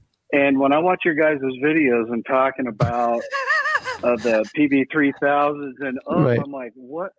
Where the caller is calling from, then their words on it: Wyoming, United States; I'm over in Wyoming.